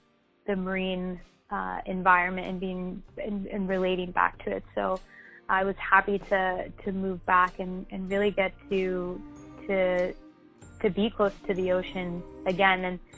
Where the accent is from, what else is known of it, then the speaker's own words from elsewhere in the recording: Argentina; moved away as an adult; also born or lived in Miami, United States; I was born in Argentina, but moved to Miami when I was about two with my parents. And I lived here in Miami until I was 12 and then moved back to Argentina. So I actually did middle school and high school in Argentina.